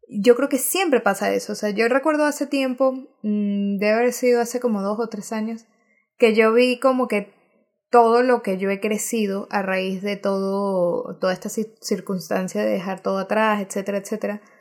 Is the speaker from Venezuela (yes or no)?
yes; Venezuela; nosotras somos mega venezolanas y amamos con locura Venezuela.